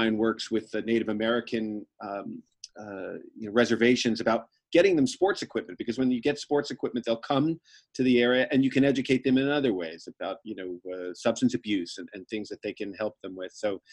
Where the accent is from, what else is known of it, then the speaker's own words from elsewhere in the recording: Ireland; as an Irish kid